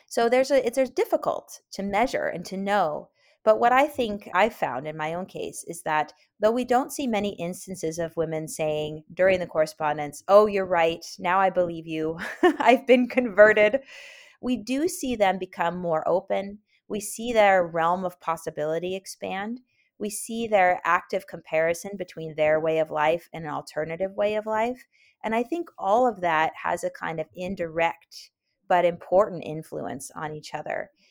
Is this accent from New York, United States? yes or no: no; Oakland, California, United States; also born or lived in Berkeley / San Francisco; I grew up in Oakland, California, and spent most of my life in Oakland, Berkeley, and San Francisco when I was a, when I was a kid and a teenager